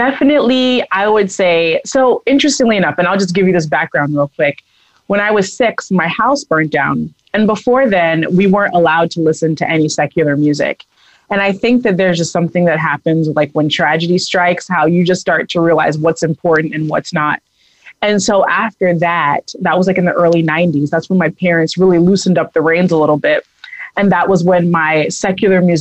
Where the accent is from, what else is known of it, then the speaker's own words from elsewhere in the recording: United States; now in Denver, United States; I grew up in Long Island in Massachusetts